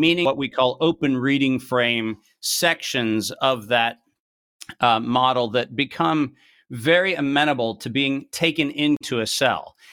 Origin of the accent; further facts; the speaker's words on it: United States; as an American making that presentation in Europe